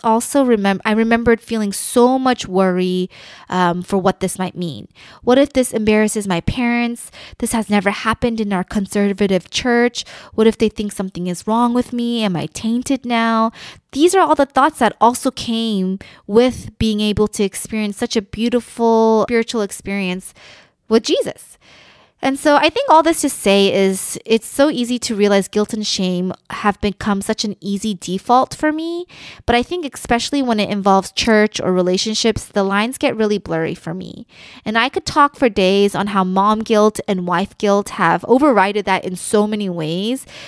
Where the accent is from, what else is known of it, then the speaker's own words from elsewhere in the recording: United States; I am Korean American